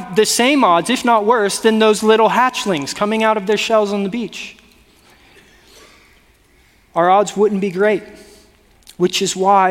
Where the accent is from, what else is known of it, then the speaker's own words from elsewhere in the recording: South Florida, United States; now in Northern California, United States; I grew up in, again, South Florida, not even like North Florida.